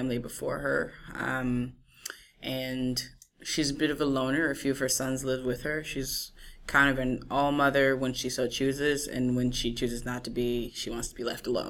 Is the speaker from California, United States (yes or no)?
no; New Orleans, Louisiana, United States; moved away as an adult; also born or lived in Washington, D.C.; now in New York City, United States; I'm originally from Louisiana